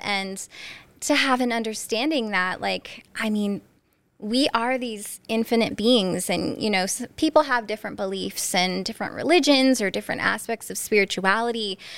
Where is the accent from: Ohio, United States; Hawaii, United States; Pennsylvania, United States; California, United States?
Pennsylvania, United States; Northeast; also born or lived in New Jersey; I'm from Northeast P A, born and raised